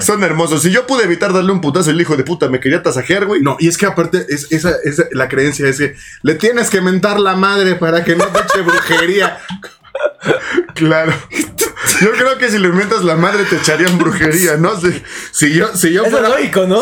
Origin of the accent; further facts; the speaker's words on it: Mexico; soy mexicano